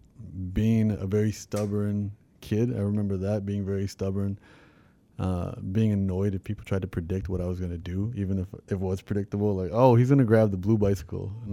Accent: Toronto, Ontario, Canada; when I was about 5, we moved to Rexdale

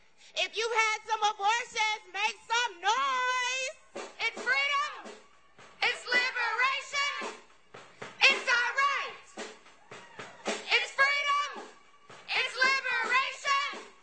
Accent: Texas, United States; As a Texan, as a mama who's had several abortions

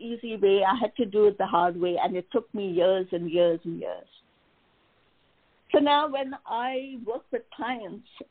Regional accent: India; moved away; I was born and raised in India

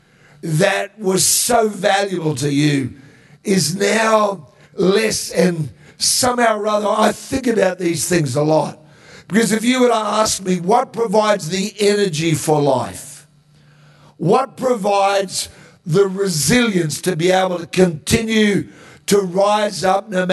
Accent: Tara, Queensland, Australia; now in Perth, Australia; I've been back to the town that I grew up in, a little town called Tara in Queensland

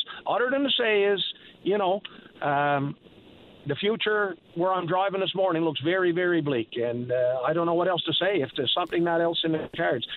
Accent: Labrador Straits, Newfoundland and Labrador, Canada; I'm from the Labrador Straits

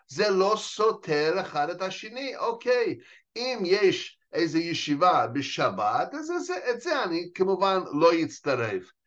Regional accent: United States; Hebrew is a second language; moved away as an adult; also born or lived in New York; now in Israel; נולדתי וגדלתי, אה, בארצות הברית

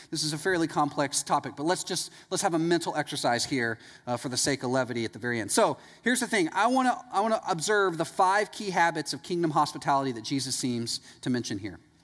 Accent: East Texas, United States; I'm from East Texas

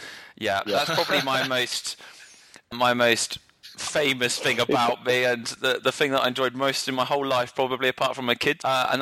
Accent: Salisbury, South West England, United Kingdom; moved away as an adult; also born or lived in London / Bournemouth; now in California, United States; I grew up in Salisbury, but I've lived all over London, Bournemouth. Currently live in California.

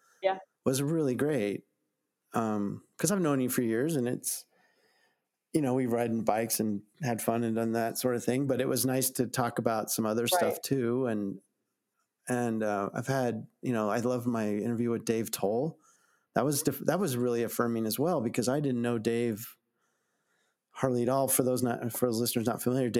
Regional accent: Arvada, Colorado, United States; I was from Arvada

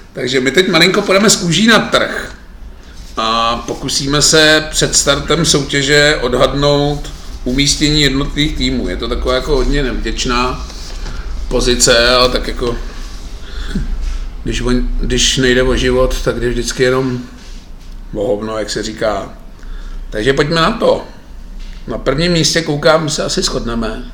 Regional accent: Litvínov, Ústí nad Labem Region, Czechia; když jsem vyrůstal v Litvínové

